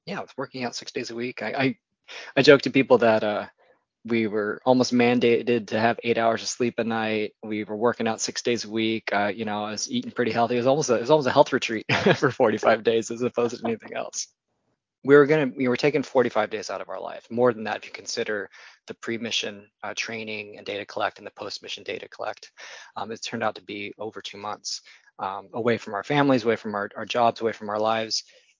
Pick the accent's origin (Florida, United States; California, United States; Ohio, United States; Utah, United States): California, United States; So I'm actually a California native. I was born and raised in the Central Valley, born in Sacramento, but my dad worked for the state. And so we moved around a bit every time he kind of had a new position.